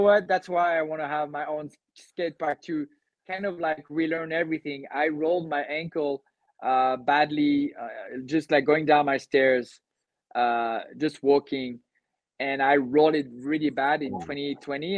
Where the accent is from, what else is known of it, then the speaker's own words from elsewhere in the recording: Cannes, Provence-Alpes-Côte d'Azur, France; i'm from the southeast of france i grew up in cannes